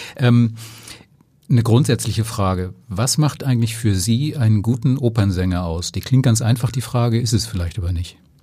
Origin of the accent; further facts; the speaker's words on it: Flensburg, Schleswig-Holstein, Germany; Ich bin aus Flensburg, aber mein Dänisch war immer schon lausig